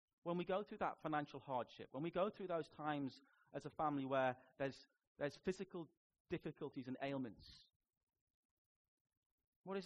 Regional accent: Newcastle upon Tyne, North East England, United Kingdom; accent: Geordie; moved away; And I grew up in Biker. We are Biker Grove, you know. I can do a Geordie accent. I was in Biker for 16 years of my life, and I was in Newcastle for 19

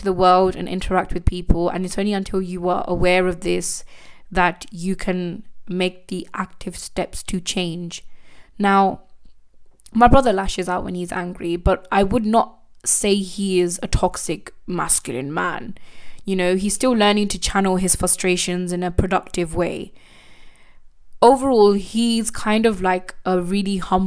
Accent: United Kingdom; as a British born Indian, I'm actually very privileged and grateful to be born in this country.

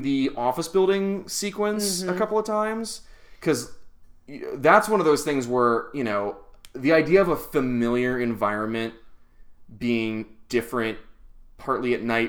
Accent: United States; So, like, we've been American for the last 110 years.

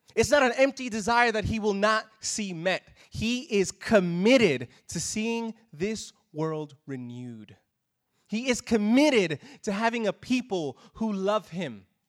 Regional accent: New York City, New York, United States; now in Australia; I'm from New York City.

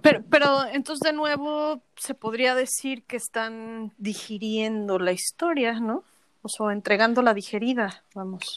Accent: Mexico; a los mexicanos no nos encanta México

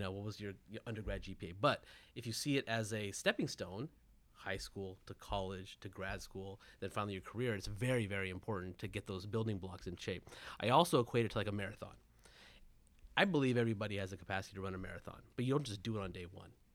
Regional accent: Southern California, United States; I was born and raised in Southern California

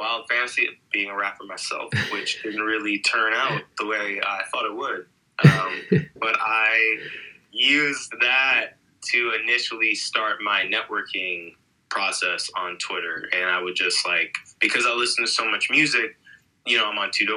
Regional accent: small town outside of Sacramento, California, United States; also born or lived in New York City, New York; now in Los Angeles, United States; we moved to, like, this really small town outside of Sacramento, California, and that's kind of where I grew up after, like, you know, age 8

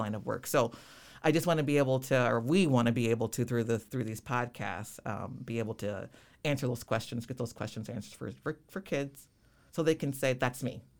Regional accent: Rockford, Illinois, United States; born and raised Rockford, Illinois

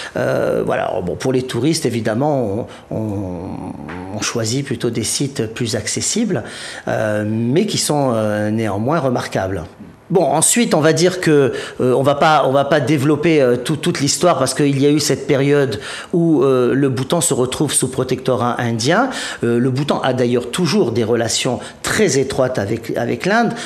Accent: Provence-Alpes-Côte d'Azur, France; je, suis de Provence

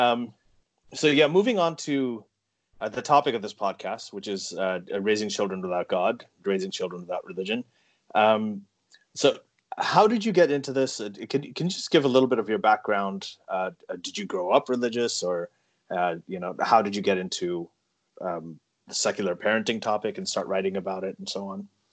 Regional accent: Saudi Arabia; now in Toronto, Canada; growing up in Saudi Arabia

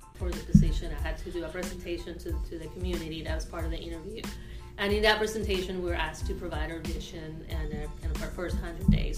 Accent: Caracas, Capital District, Venezuela; moved away as an adult; now in Evansville, United States; I am originally from Caracas, Venezuela

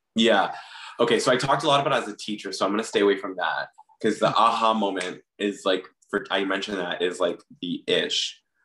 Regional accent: Miami, Florida, United States; moved away; I grew up in Miami.

